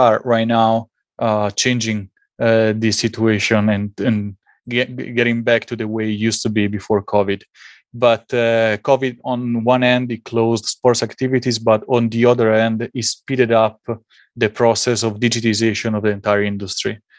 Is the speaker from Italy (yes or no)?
yes; Italy; English is a second language; also born or lived in United States; While I was in Italy, and maybe you can hear it from my accent, I was playing at the highest level, highest youth level.